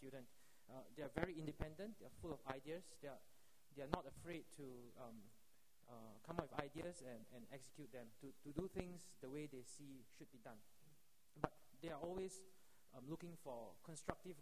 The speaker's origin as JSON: {"language": "English", "country": "Singapore", "said": "as a Singaporean"}